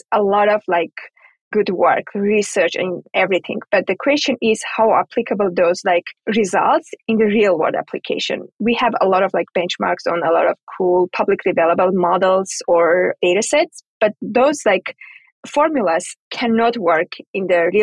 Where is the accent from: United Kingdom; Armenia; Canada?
Armenia; moved away; I'm from Armenia originally.